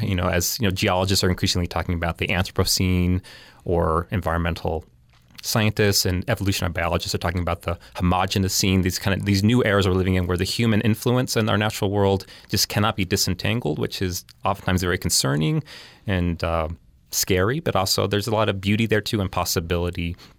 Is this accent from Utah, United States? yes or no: yes; Provo, Utah, United States; also born or lived in California; now in New York, United States; I grew up in Provo